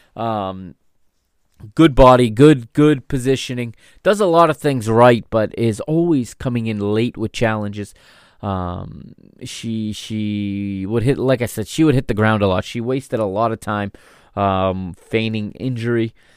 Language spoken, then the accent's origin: English; Caldas da Rainha, Leiria District, Portugal; It was Benfica traveling to my hometown, to Caldas da Rainha